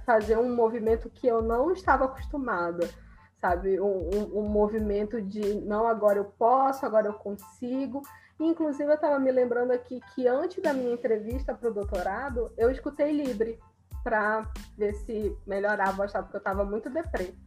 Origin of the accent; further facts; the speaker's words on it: Brazil; A gente é brasileiro.